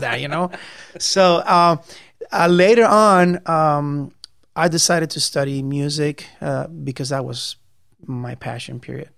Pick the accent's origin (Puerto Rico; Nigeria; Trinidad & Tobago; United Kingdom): Puerto Rico; moved away as an adult; I'm from Puerto Rico. Um, came, I came to live here in 1999